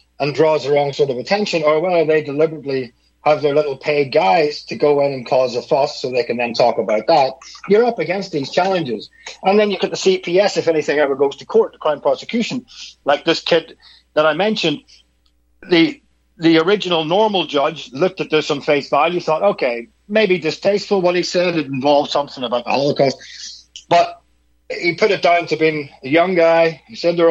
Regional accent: Northern Ireland, United Kingdom; I'm from Northern Ireland, which is part of the UK.

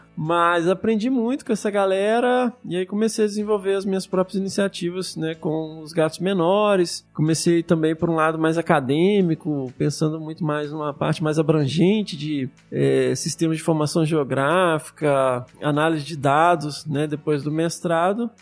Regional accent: Carangola, Minas Gerais, Brazil; eu sou do interior de Minas, né? Uma cidade hoje já um pouco maior, mas eu cresci numa cidade de menos de 20 mil habitantes. Uma cidadezinha no interior de Minas chamada Carangola

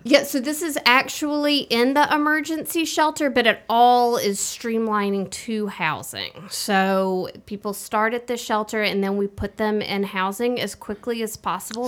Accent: Birmingham, Alabama, United States; moved away as an adult; also born or lived in Vermont / New England; I grew up here in Birmingham

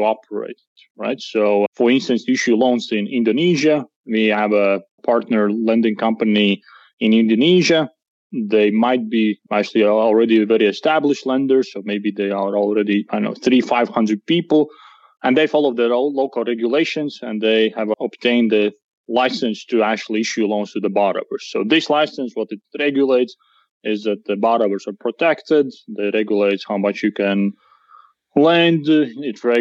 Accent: Latvia; we do come from Latvia

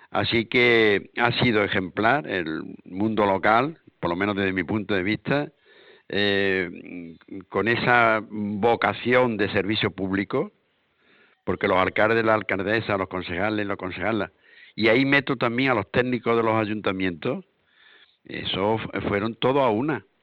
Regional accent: Andalusia, Spain; el que nosotros decidiéramos ¿eh? como pueblo andaluz

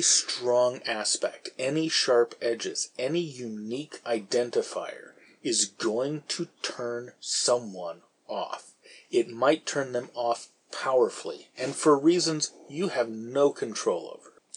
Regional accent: San Francisco, California, United States; I grew up in San Francisco

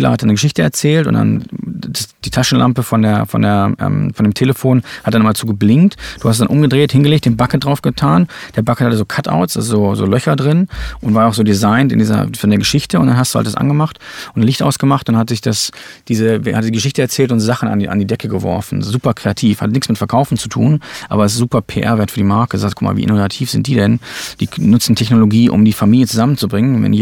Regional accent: Germany; ich bin in Deutschland aufgewachsen, da wusste ich überhaupt nichts von.

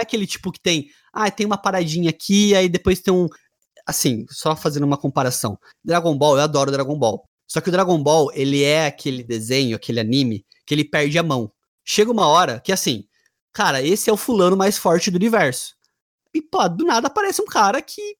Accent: Bauru, São Paulo, Brazil; da minha cidade natal, da minha terra, Cidade Sem Limites cidade do Bauruzinho

